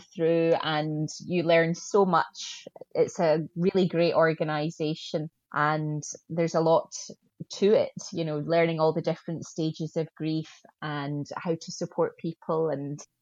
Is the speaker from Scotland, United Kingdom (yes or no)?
yes; Scotland, United Kingdom; accent: Scottish; also born or lived in Glasgow, Scotland; A lot of people may have recognized the accent as being Scottish.